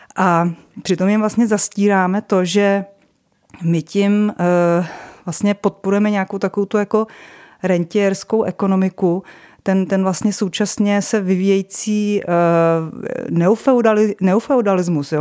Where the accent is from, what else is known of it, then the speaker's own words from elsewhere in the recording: České Budějovice, South Bohemian Region, Czechia; now in Prague, Czech Republic; já jsem původně z Budějovic